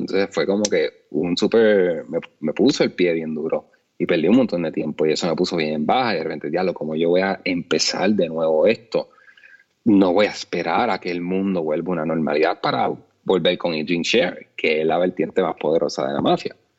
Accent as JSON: {"language": "Spanish", "country": "Puerto Rico", "said": "como puertorriqueños"}